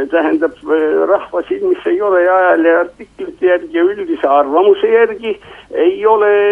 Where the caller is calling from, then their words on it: Tallinn, Harju County, Estonia; Tallinnast ja küsin.